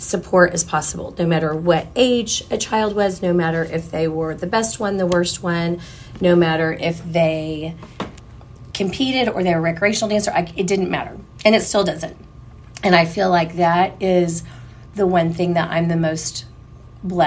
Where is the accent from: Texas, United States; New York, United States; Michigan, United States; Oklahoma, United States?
Oklahoma, United States; Oklahoma City; I grew up in South Oklahoma City